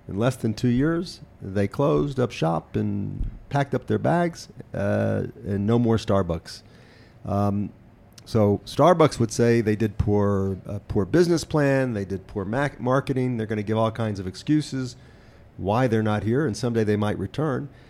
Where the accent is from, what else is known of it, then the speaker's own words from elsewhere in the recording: Memphis, Tennessee, United States; moved away as an adult; now in Israel; Memphis all the time, but that's my, my my hometown